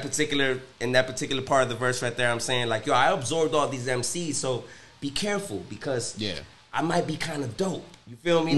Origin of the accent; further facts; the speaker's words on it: New Jersey, United States; also born or lived in Cincinnati; now in Miami, United States; Growing up in New Jersey